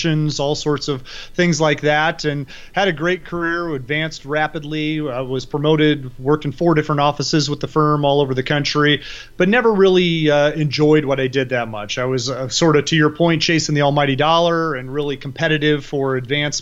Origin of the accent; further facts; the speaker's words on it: outside of Chicago, Illinois, United States; moved away as an adult; now in Scottsdale, United States; I grew up outside of Chicago.